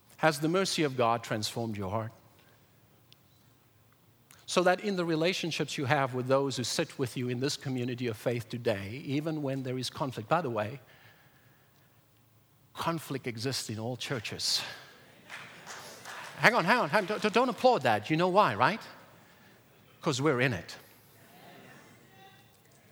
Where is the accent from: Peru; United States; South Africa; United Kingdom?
South Africa; moved away; I was raised in South Africa in apartheid in the early 1990s